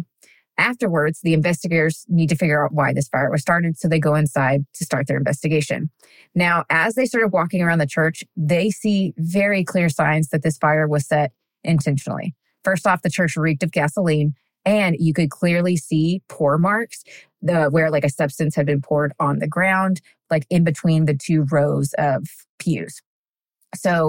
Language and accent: English; Texas, United States; now in Tennessee, United States; I'm born and raised in Texas, but right now I'm currently a Tennessean